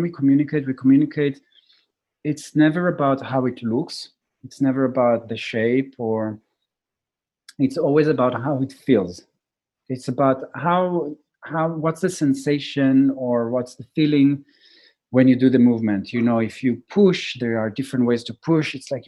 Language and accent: English; Jerusalem, Jerusalem District, Israel; I was born in Jerusalem, grew up in Israel, a highly intense place